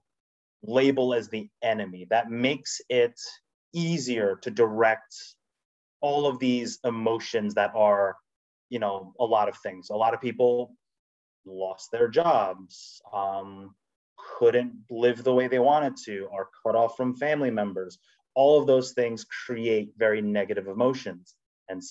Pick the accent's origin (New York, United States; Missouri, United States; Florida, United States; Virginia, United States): New York, United States; New York City; also born or lived in Rochester; I was born and raised in the Bronx, went to school in Rochester, live in New York, fully born and bred Korean American New Yorker.